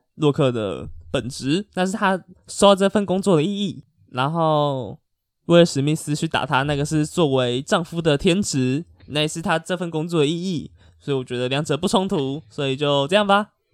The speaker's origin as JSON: {"language": "Chinese", "country": "Taiwan", "said": "我也是台湾人啊"}